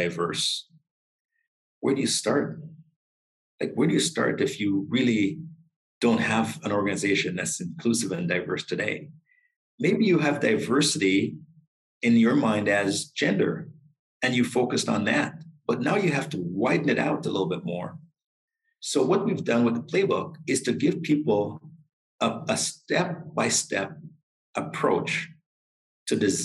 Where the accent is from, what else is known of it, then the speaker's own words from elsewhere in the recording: Toronto, Ontario, Canada; I grew up in Malvern